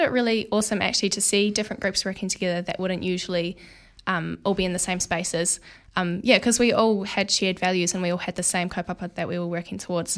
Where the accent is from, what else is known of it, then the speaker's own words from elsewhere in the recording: Porirua, Wellington, New Zealand; now in Wellington, New Zealand; I grew up in Porirua